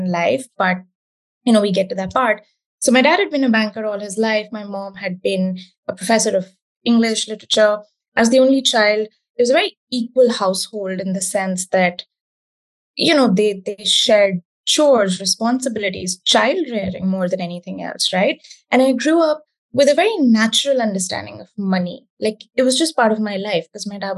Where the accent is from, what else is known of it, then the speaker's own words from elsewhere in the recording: India; the time that I grew up in India